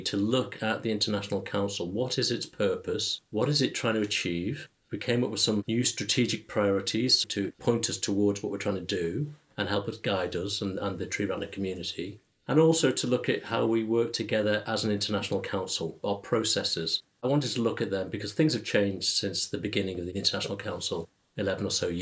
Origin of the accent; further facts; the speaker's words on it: Liverpool, North West England, United Kingdom; I'm from Liverpool, England